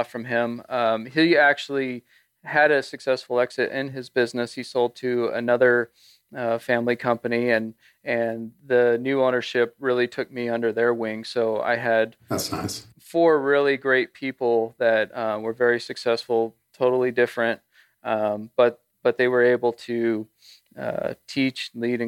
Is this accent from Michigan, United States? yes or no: no; Bay Area, California, United States; I grew up in the Bay Area of California